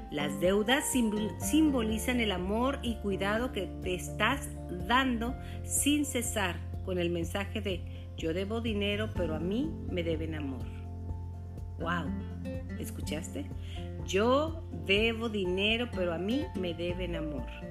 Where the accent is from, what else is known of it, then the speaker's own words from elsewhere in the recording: Chihuahua, Mexico; para aquellas personas que somos de Chihuahua